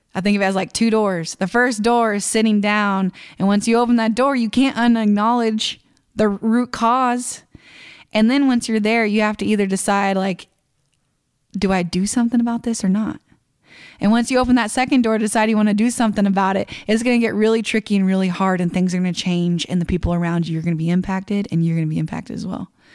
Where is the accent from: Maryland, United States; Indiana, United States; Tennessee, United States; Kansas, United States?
Kansas, United States; I'm nobody from Kansas.